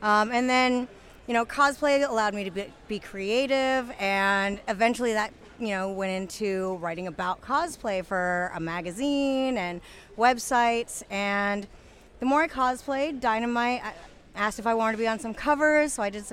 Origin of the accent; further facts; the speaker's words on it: Pacific Northwest, United States; I'm a Pacific Northwest girl